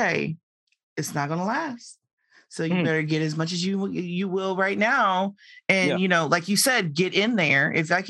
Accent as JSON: {"language": "English", "region": "Indiana", "country": "United States", "said": "I'm from Indiana and not LA."}